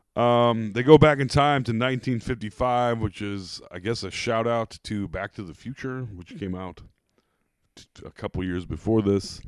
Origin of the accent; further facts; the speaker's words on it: Iowa, United States; accent: Iowa; I have an Iowa accent